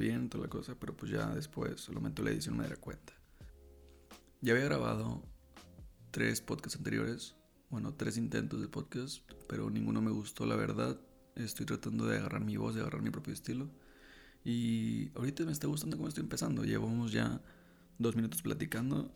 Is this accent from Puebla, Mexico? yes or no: no; La Paz, Baja California Sur, Mexico; also born or lived in Monterrey; now in Querétaro, Mexico; soy de La Paz, Baja California